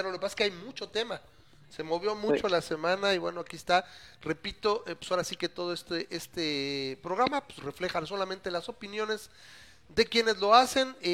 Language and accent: Spanish; Mexico; yo soy mexicano